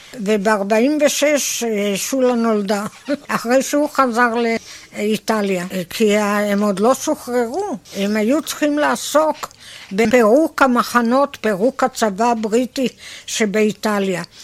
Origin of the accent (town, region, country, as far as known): Tel Adashim, Northern District, Israel; born or raised there